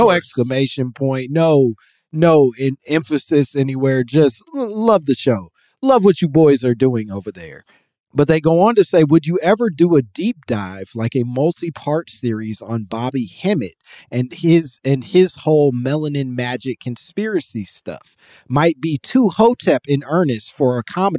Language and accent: English; United States; your American man